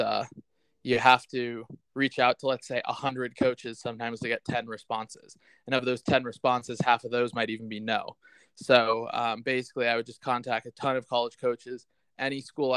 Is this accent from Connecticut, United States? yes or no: yes; Darien, Connecticut, United States; I grew up in Darien, Connecticut